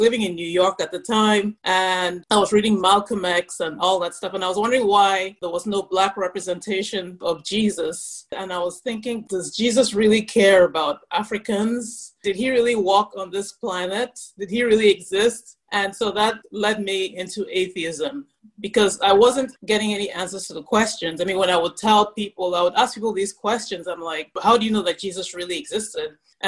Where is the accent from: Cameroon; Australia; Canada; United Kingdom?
Cameroon; also born or lived in Nigeria / United States; See, I grew up in Cameroon and Nigeria, but I spent the first 4 years of my life in the U.S.